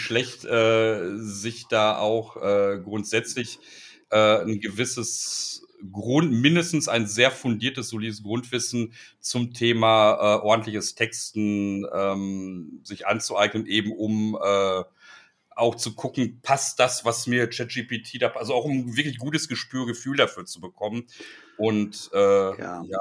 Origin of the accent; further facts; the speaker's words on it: Ruhr area, North Rhine-Westphalia, Germany; ich komme aus dem Ruhrgebiet, also ich habe hier Strukturwandel quasi schon mit der Muttermilch aufgesogen.